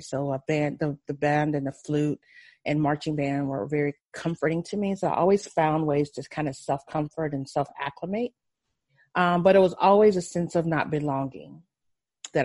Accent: Ohio, United States; also born or lived in Memphis, Tennessee; I was born in Memphis, Tennessee, and I was raised mostly in Ohio, in a small town with my grandparents

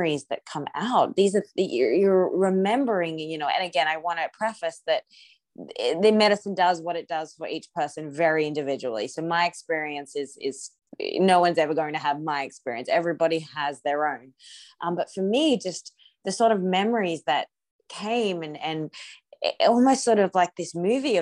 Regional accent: Australia; moved away; also born or lived in Afghanistan / Ukraine; I'm Australian, I hadn't been home to Australia since 2014

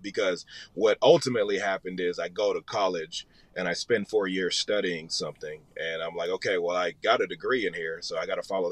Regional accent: Nashville, Tennessee, United States; moved away as an adult; also born or lived in Los Angeles; now in Atlanta, United States; originally born in Los Angeles. I grew up in Nashville

